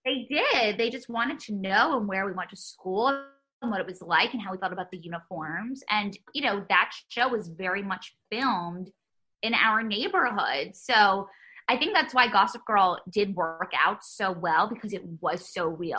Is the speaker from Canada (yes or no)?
no; New York City, New York, United States; growing up in New York